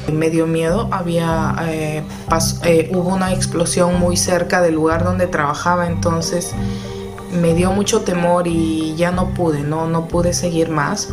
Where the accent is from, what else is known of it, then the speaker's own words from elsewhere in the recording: Peru; moved away as an adult; also born or lived in Kabul, Afghanistan; como peruana uno es luchador